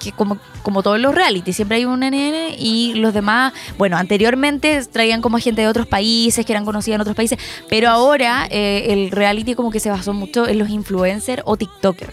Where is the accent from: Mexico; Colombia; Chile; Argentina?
Chile; los chilenos hacemos eso a veces